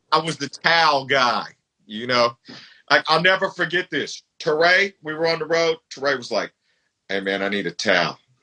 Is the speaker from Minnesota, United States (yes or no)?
no; Bay Area, California, United States; I was from the Bay Area